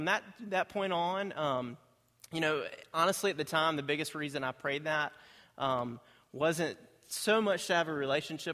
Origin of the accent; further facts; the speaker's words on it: Greensboro, North Carolina, United States; I grew up in Greensboro. I was born and raised there.